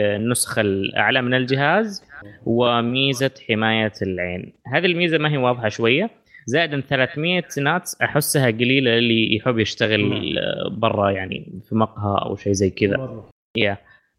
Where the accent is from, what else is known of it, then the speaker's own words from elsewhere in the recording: Saudi Arabia; عندنا في السعوديه